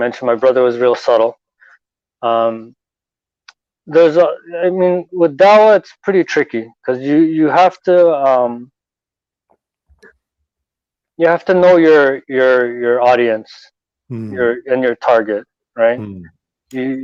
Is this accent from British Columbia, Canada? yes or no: no; Toronto, Ontario, Canada; I was born and raised here in Toronto.